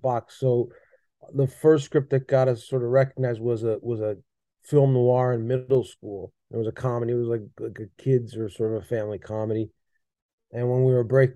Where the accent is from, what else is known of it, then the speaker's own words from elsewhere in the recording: Buffalo, New York, United States; I grew up in Buffalo watching sports